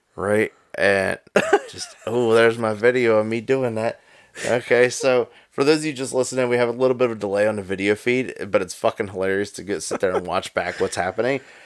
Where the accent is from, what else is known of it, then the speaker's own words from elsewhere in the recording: Pennsylvania, United States; I'm from Pennsylvania